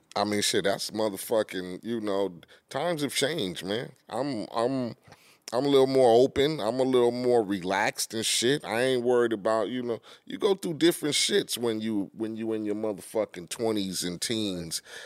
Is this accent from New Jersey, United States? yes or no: no; Compton, California, United States; When you growing up in Compton and poverty